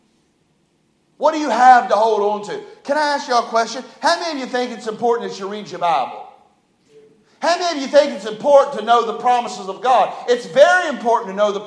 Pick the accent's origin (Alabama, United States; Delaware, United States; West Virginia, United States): West Virginia, United States; moved away; I was raised in West Virginia.